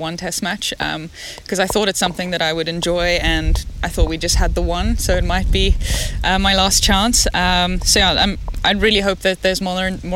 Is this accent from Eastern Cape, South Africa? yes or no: no; Cape Town, Western Cape, South Africa; I come from Bloburg in Cape Town. So we live on the beach, Molniton side, very nice, sunny. I went to school in Parklands College.